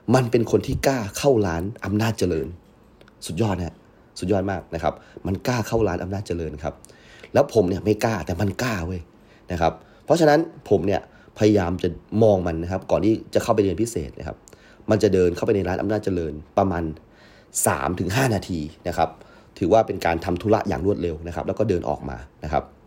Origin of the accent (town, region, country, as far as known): Yala, Thailand; born or raised there